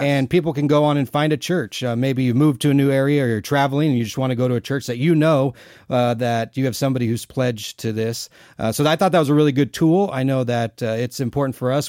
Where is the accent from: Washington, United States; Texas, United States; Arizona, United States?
Arizona, United States; we're both originally from Arizona